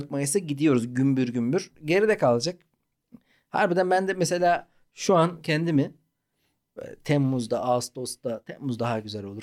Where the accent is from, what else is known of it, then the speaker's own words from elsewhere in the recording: Malatya, Turkey; Ya Malatya'da doğduk